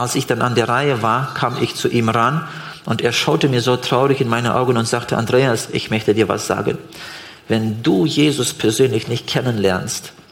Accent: Switzerland; Gibt's eigentlich. bei uns in der Schweiz nicht, glaube

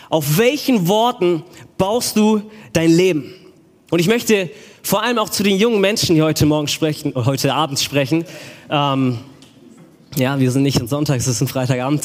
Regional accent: Stuttgart, Baden-Württemberg, Germany; ich bin aus Stuttgart

